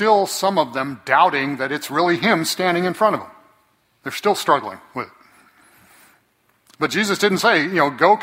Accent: Fresno, California, United States

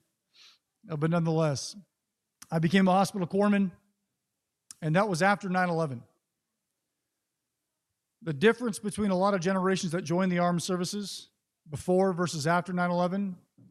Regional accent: Northern California, United States; I grew up in Northern California, kind of old school libertarian holdout

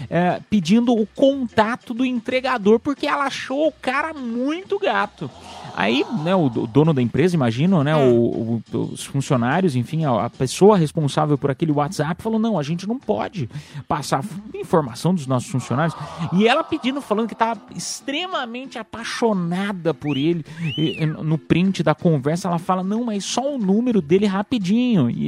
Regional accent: Piedade, São Paulo, Brazil; Sou da, sou da quebrada de piedade

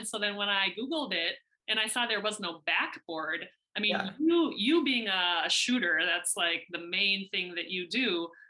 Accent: United States; accent: American; moved away as an adult; now in Spain; If I'm living in Spain for the next 30 years, I wonder if my American accent will ever go away

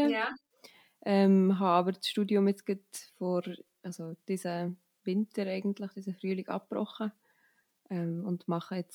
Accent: Steffisburg, Bern, Switzerland; Ich komme aus Steffisburg in der Schweiz. Das ist sehr so am Rand vom Berner Oberland. Man sagt, oh, es ist jetzt Tor zum Berner Oberland. Also ich habe einen mega schönen Ausblick auf die Berge und bin auch hier aufgewachsen.

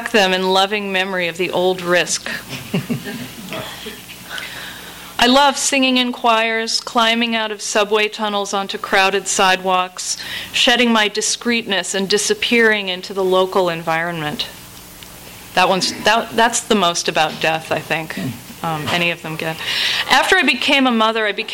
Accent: New England, United States; moved away as an adult; I grew up in New England, which is a place where the social pecking order is the same as it was in, 1650

